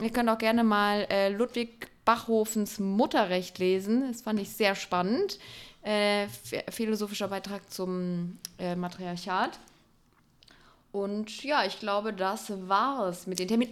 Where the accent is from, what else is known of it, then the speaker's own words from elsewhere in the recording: Electoral Palatinate, Baden-Württemberg, Germany; Ich Kurpelzer